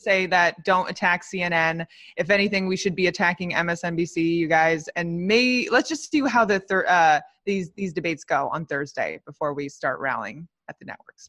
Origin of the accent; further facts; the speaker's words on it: Los Angeles, California, United States; I am from Los Angeles. I'm in Los Angeles